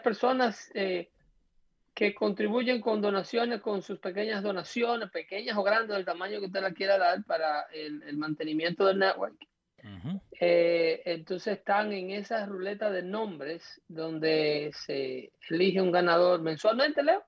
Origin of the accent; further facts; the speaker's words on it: Dominican Republic; moved away as an adult; now in United States; un vínculo directo, cultural fuerte, ligado a la dominicanidad, en el caso mío